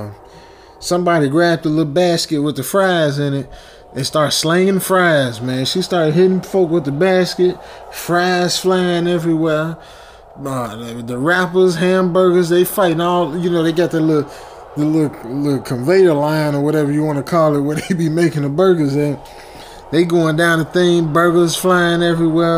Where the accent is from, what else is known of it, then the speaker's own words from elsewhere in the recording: Chicago, Illinois, United States; I'm from Chicago, so we had White Castle in Chicago.